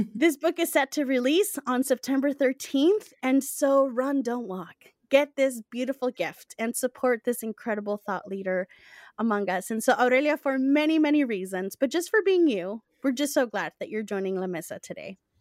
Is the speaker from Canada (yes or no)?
no; Guatemala; now in United States; growing up in Guatemala